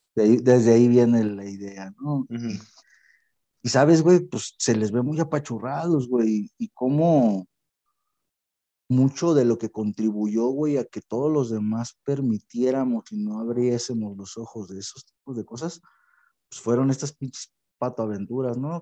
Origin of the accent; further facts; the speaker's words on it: Mexico; nosotros como mexicanos